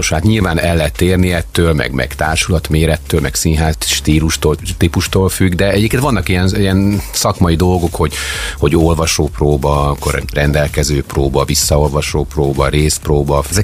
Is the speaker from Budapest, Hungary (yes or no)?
no; Szeged, Csongrád-Csanád, Hungary; Tehát Szegedre azért hazajönni nem gáz.